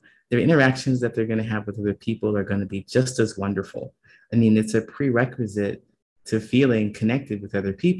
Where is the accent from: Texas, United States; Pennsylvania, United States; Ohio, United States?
Ohio, United States; moved away; also born or lived in California / Chicago; I was growing up in Ohio